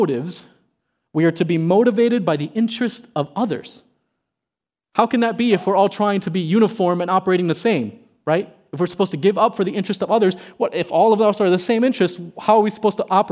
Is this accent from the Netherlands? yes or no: no; South Miami, Florida, United States; I never enjoyed field day in elementary school when I grew up in South Miami.